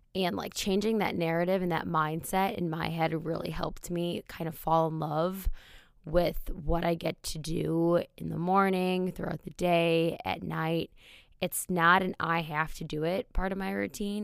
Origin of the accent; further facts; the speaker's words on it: Wisconsin, United States; moved away; the bars in my hometown are out of a movie